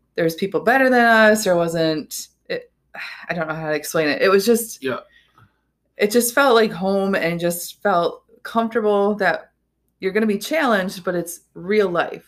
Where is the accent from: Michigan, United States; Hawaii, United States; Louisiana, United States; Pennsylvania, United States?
Michigan, United States; Hudsonville; also born or lived in Jenison, Michigan; now in Holland, United States; we grew up in Hudsonville, Jenison, and then when we got married, we stayed